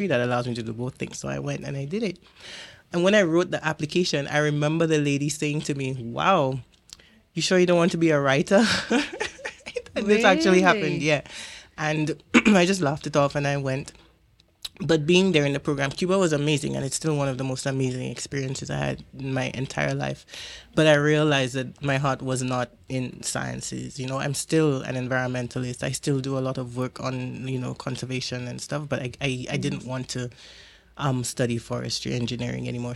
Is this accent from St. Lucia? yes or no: yes; St. Lucia; also born or lived in Jamaica; I'm from St Lucia